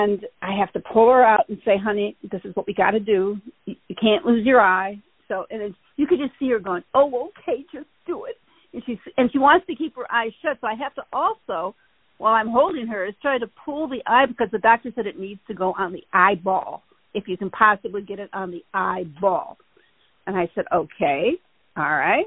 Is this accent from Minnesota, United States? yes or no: no; Michigan, United States; now in Los Angeles, United States; I grew up in Michigan